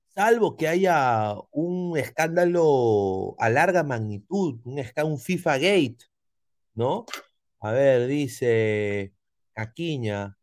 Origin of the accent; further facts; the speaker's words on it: Peru; como peruano